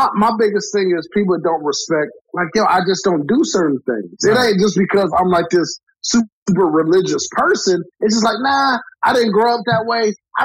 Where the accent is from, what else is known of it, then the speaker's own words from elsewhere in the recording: Cleveland, Ohio, United States; I'm from Cleveland, Ohio, still living in Cleveland, Ohio